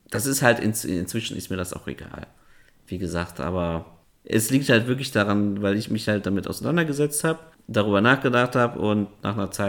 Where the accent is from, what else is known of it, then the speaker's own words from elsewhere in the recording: Kazakhstan; born there; Ja, aber dann bist du Kasache, weil du bist ja in Kasachstan geboren.